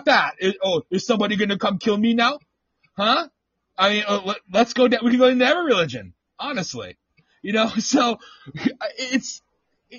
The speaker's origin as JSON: {"language": "English", "region": "the North", "country": "United States", "also_born_or_lived": "the South, United States", "moved": "yes", "said": "I'm from the North"}